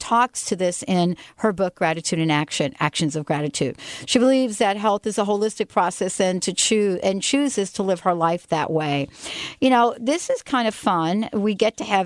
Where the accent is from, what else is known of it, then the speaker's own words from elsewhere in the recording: New Jersey, United States; moved away; my home state, the state of New Jersey